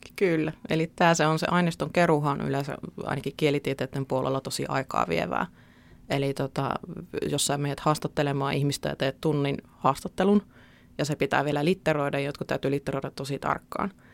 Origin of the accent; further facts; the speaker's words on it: Keuruu, Central Finland, Finland; moved away as an adult; now in Lappeenranta, Finland; mähän tuun itse Keski-Suomesta Keuruulta